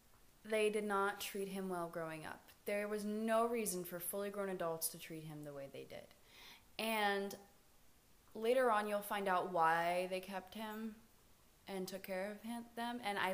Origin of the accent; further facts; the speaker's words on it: Florida, United States; I grew up in Florida.